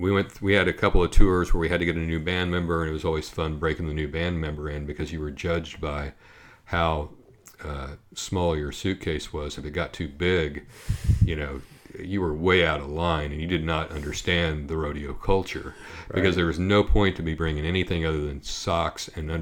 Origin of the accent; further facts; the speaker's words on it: Oklahoma, United States; And, you know, I grew up down in Oklahoma, so I know that thing.